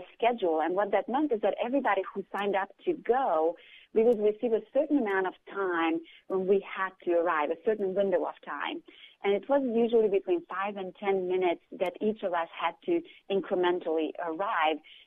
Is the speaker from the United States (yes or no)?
no; Romania; moved away; I grew up during communism in Romania